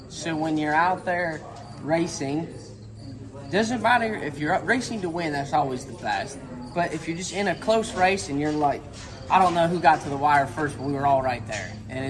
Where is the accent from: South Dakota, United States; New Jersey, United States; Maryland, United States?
South Dakota, United States; Sioux Falls; moved away as an adult; now in Marshalltown, United States; So originally, I grew up by Sioux Falls, South Dakota.